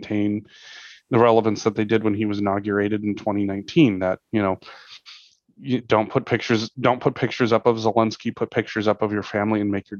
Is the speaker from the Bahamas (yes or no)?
no; United States; as an American, you know, we kind of grew up with this idea